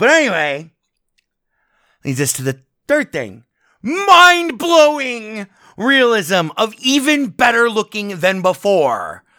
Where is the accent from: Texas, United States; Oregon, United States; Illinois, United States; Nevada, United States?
Nevada, United States; Las Vegas; taking off from McCarran Airport, my native airport here in my home town of Las Vegas, Nevada, KLAS